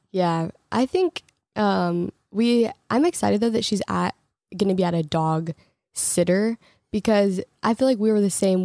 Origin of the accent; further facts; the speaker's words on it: Portland, Oregon, United States; moved away as an adult; also born or lived in Los Angeles / Texas; now in Michigan, United States; I grew up in Portland and it was gray, like, every single day, but I was also in high school